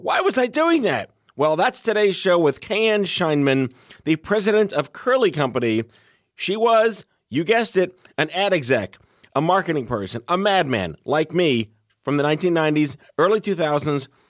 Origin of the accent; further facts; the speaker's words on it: New York City, New York, United States; I grew up on on Staten Island